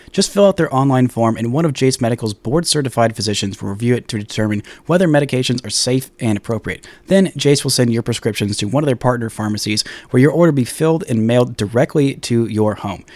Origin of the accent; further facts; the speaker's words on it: Dallas, Texas, United States; Working for my hometown paper